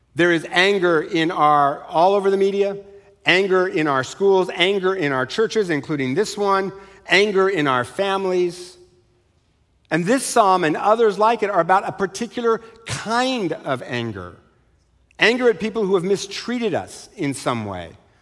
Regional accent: Eastern Washington, United States; I was raised in Eastern Washington.

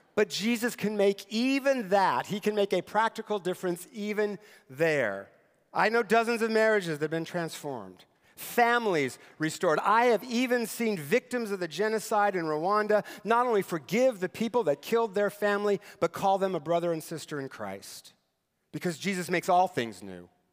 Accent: Eastern Washington, United States; moved away; Eastern Washington, where I grew up and where my parents still live

